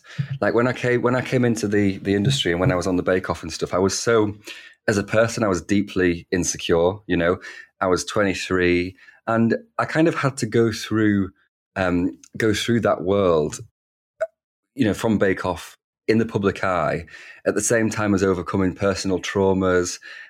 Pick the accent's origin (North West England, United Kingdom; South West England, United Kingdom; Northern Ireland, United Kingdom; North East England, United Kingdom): North West England, United Kingdom; Wigan; accent: Northern; You know, celebrating my Northern accent, that's something I used to try and quieten and dampen. Whereas now I'm proud to be a working class ruffian from Wigan.